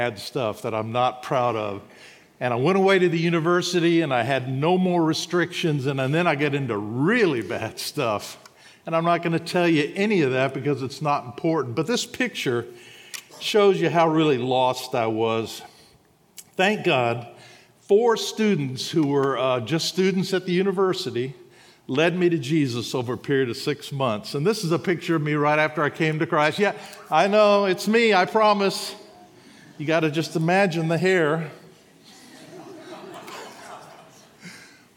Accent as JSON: {"language": "English", "town": "Huntsville", "region": "Alabama", "country": "United States", "said": "I'm from Huntsville, Alabama"}